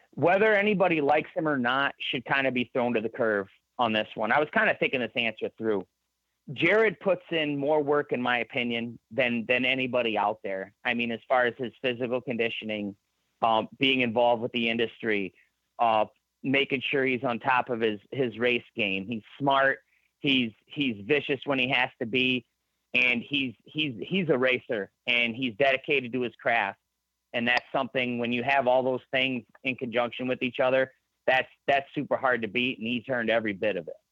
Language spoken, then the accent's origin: English; Michigan, United States; also born or lived in Shelby Township, Michigan / Holly, Michigan; I'm not bashful to tell anybody I'm from Michigan though. Like I, okay. I I'm proud I'm from here.